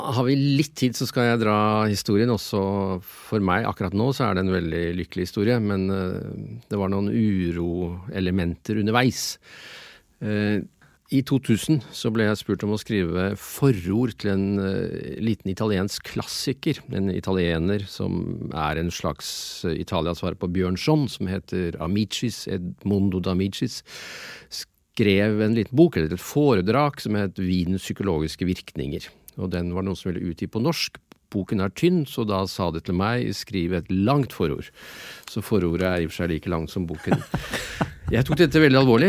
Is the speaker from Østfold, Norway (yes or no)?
no; Innlandet, Norway; Jeg er enebarn fra Innlandet.